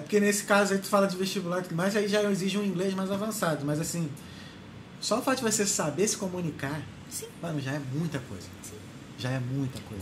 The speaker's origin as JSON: {"language": "Portuguese", "country": "Brazil", "also_born_or_lived": "Ireland", "moved": "as an adult", "said": "sou brasileiro"}